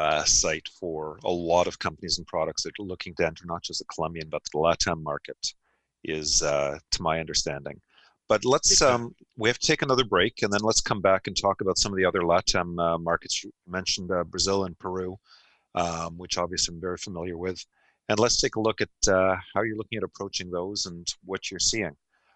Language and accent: English; Canada; Being Canadian, with everybody acknowledges it's a big market.